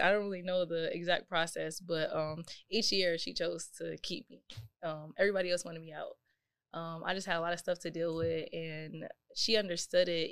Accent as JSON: {"language": "English", "town": "Buffalo", "region": "New York", "country": "United States", "tie": "born or raised there", "also_born_or_lived": "Fredonia", "said": "I didn't see outside of Buffalo until I was probably about sixteen, seventeen"}